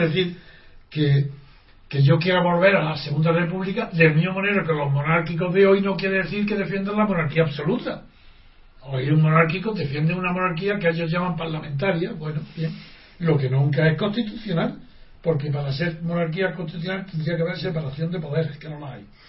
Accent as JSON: {"language": "Spanish", "country": "Spain", "said": "yo soy el único español"}